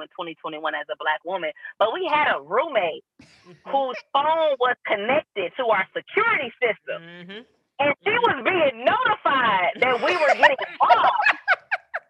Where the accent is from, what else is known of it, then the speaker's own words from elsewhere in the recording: Kansas City, Missouri, United States; I'm from Kansas City, Missouri.